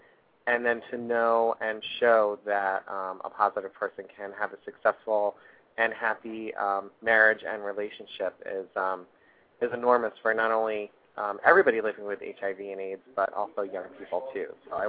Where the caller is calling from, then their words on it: New York, United States; from New York.